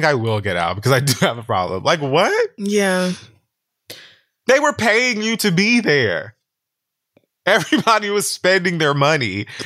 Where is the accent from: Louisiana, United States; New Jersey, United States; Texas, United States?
Texas, United States; Dallas; This is a Dallas record. I'm from Dallas, bitch.